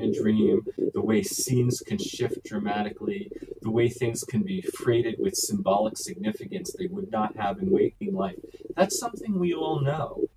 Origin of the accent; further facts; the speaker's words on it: New York City, New York, United States; I was born and raised in New York City